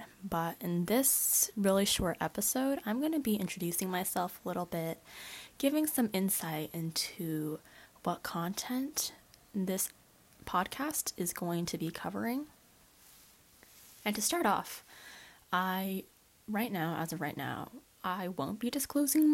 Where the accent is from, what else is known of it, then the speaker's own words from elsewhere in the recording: Bay Area, California, United States; I was born in California, more specifically in the Bay Area location. Obviously, I'm a basic Bay Area girl, and currently I'm a high school student